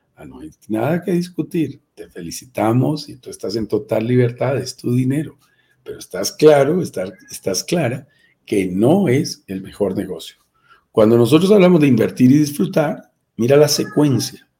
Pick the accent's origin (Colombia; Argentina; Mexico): Colombia; en mi propio país